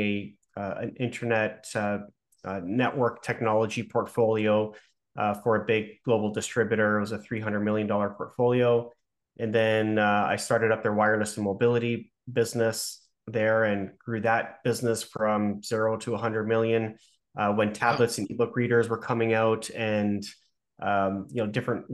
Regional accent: Toronto, Ontario, Canada; I'm from Toronto, born and raised

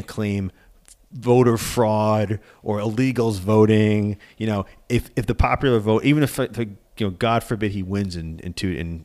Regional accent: Long Island, New York, United States; moved away as an adult; also born or lived in Atlanta; I grew up on Long Island.

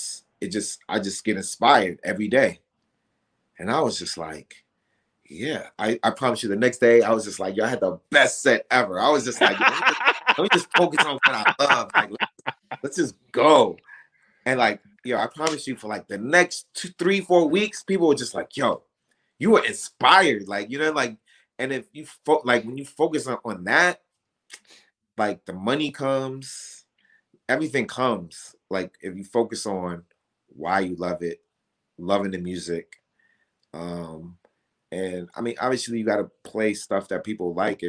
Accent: New York, United States; moved away; also born or lived in Atlanta; I can't say I'm from Atlanta, but I'm from Atlanta. And I just, you know, like, but I'm also from New York.

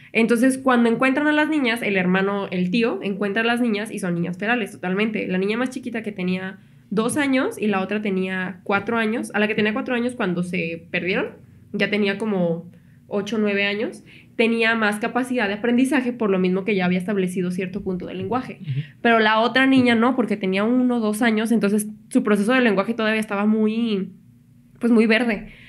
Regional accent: Mexico; Todos los mexicanos ahí empezamos

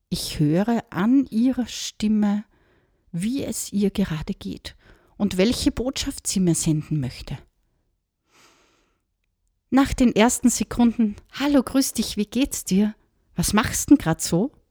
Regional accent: Austria; der scheint wohl gerade eine Laus über die Leber gelaufen zu sein, sagt man bei uns in Österreich, wenn jemand ganz schlecht drauf ist.

